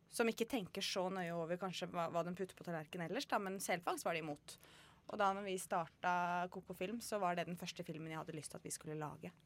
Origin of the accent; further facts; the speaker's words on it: Kongsberg, Buskerud, Norway; moved away as an adult; now in Northern Norway; jeg er fra Kongsberg. Ja. Eh, Flytta nordover for eh, tolv og et halvt år siden.